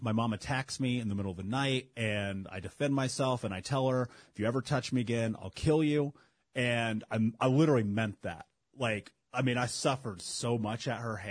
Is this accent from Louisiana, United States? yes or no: no; Indianapolis, Indiana, United States; Growing up in Indianapolis